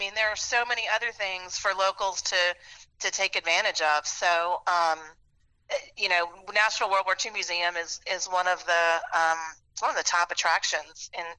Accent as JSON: {"language": "English", "town": "New Orleans", "region": "Louisiana", "country": "United States", "tie": "born or raised there", "also_born_or_lived": "Memphis", "moved": "as an adult", "said": "from New Orleans for 6 years. I lived in Memphis, and then I moved back recently. And you know, New Orleans is my hometown."}